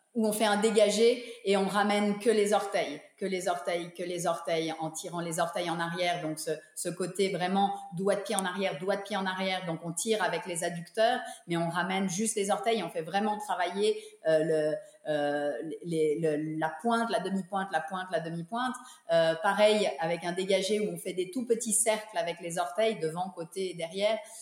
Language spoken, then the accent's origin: French; Geneva, Switzerland; moved away; also born or lived in New York / Monte Carlo; je suis revenue à Genève avec mon mari. on a repris l'école de danse qui était initialement l'école de danse de mes parents